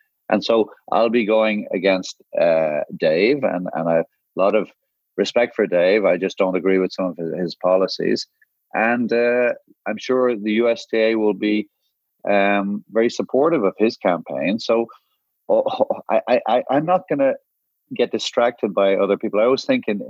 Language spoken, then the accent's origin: English; Ireland; also born or lived in Guyana / Jamaica; I'm from Ireland, which is a smaller nation. I was born in the Caribbean. Not many people know that. I was born in Guyana and I grew up in Jamaica until I was 8